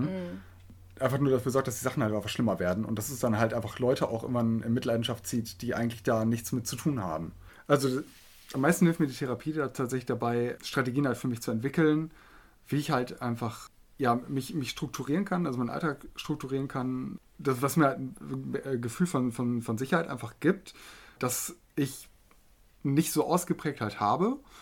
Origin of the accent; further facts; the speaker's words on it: Osnabrück, Lower Saxony, Germany; moved away as an adult; now in Hildesheim, Germany; komme gebürtig aus Osnabrück, studiere jetzt hier in Hildesheim